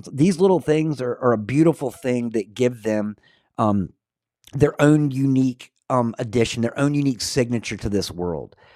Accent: Scotland, United Kingdom; am I the kind of guy that's like, I'm Scottish. I don't care what you have to say.

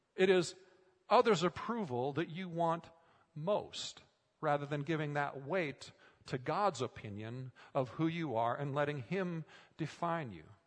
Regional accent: Minnesota, United States; moved away; Growing up in Minnesota, I spent a lot of time working on farms

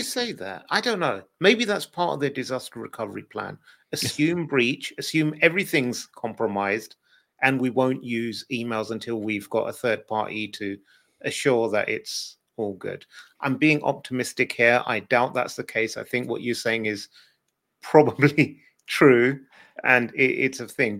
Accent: United Kingdom; as a Brit

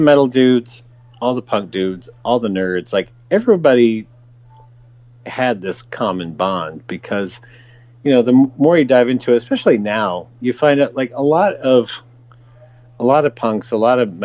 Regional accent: San Jose, California, United States; also born or lived in San Francisco; I grew up in the San Francisco Bay Area. I grew up in the South Bay and the San Jose area, and then lived in San Francisco proper

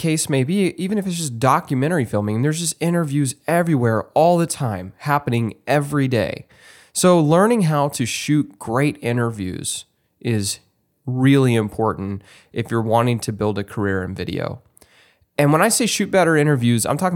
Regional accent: Texas, United States; moved away; my home state of Texas

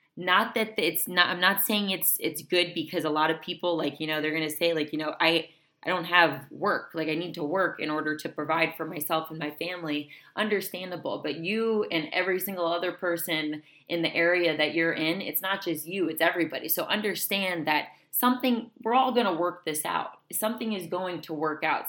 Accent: South Florida, United States; moved away; I'm from South Florida

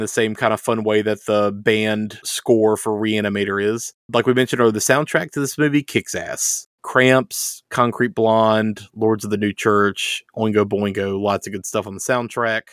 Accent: the South, United States; growing up in the South

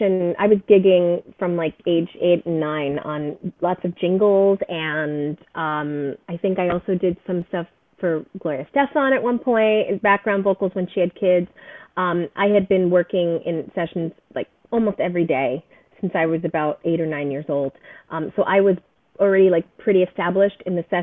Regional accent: New Jersey, United States; We grew up near each other in New Jersey

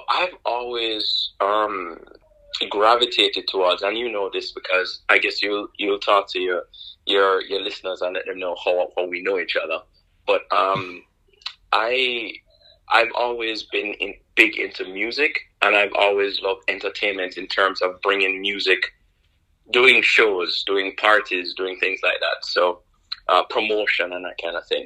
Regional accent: Kingston, Jamaica; moved away as an adult; I'm not from the States. I was born in Kingston, Jamaica, raised in Jamaica

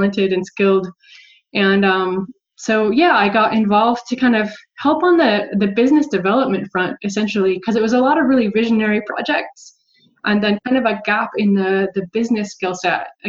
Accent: Montana, United States; moved away; also born or lived in San Francisco; I'm originally from Montana

